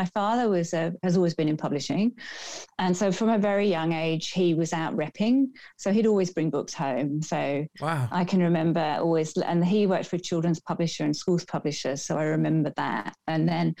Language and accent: English; Birmingham, West Midlands, United Kingdom; now in Australia; I was born in Birmingham in the UK